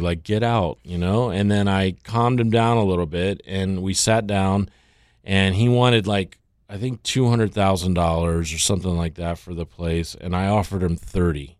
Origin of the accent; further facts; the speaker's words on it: Tampa, Florida, United States; also born or lived in Louisiana / Thailand; now in Miami, United States; growing up in Tampa